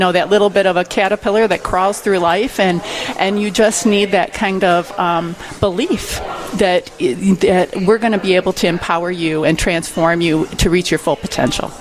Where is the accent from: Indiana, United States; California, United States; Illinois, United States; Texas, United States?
Illinois, United States; Chicago; moved away as an adult; now in Minnesota, United States; I'm from the Chicago area